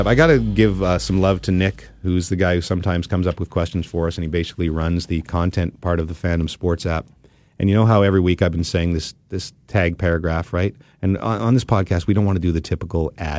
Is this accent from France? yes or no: no; Ottawa, Ontario, Canada; I was from Blackburn Hamlet, right next door to each other